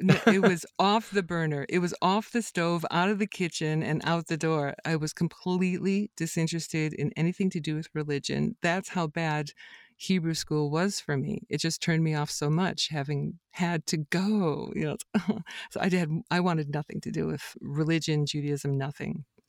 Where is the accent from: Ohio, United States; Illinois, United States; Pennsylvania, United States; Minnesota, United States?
Ohio, United States; as a kid growing up in Ohio